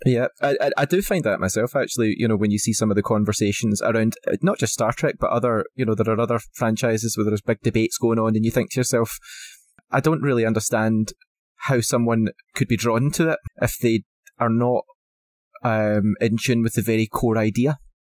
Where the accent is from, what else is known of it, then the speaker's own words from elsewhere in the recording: Scotland, United Kingdom; as a Scotsman, it's definitely in my blood.